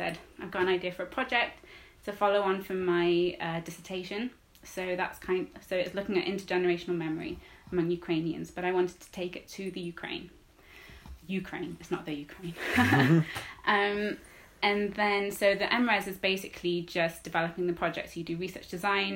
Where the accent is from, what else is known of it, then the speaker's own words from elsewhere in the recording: Wales, United Kingdom; I grew up in Wales